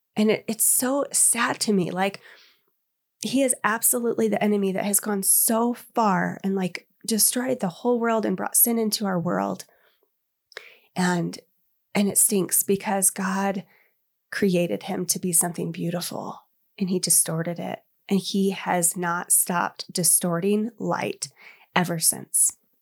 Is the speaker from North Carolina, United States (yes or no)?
no; Indiana, United States; now in Colorado, United States; growing up in Indiana, we had fireflies